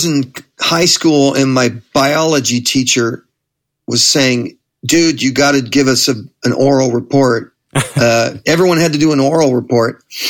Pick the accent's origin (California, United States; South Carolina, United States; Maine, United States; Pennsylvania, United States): California, United States; Manhattan Beach; I grew up in Manhattan Beach, which is another just another suburb in that general area. The bigger area is called the South Bay of L.A.